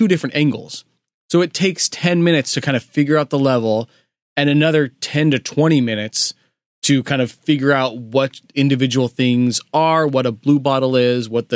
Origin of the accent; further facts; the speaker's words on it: West America, Western United States, United States; we grew up in West America